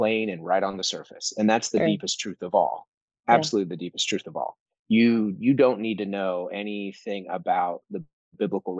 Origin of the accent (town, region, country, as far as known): United States